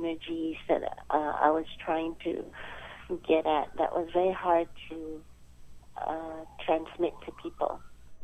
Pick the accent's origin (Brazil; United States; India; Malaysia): Malaysia; moved away; I come from Malaysia, so my early training was in children's theater